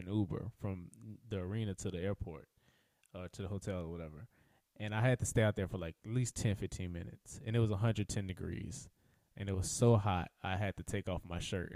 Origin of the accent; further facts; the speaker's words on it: Louisiana, United States; also born or lived in Atlanta, Georgia; now in California, United States; growing up in Louisiana